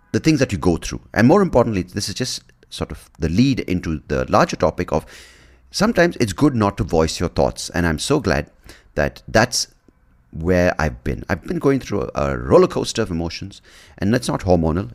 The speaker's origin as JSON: {"language": "English", "country": "India", "said": "as an Indian"}